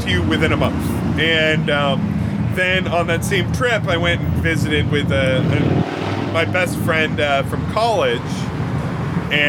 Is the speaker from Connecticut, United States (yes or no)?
yes; Connecticut, United States; now in Chicago, United States; I'm from the East Coast, I'm from Connecticut